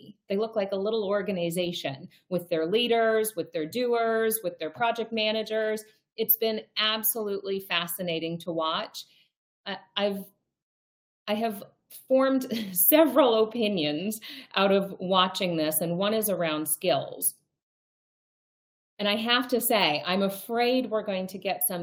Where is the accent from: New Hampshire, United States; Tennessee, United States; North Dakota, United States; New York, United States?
North Dakota, United States; also born or lived in Milwaukee, Wisconsin; I was born in Milwaukee. I grew up in North Dakota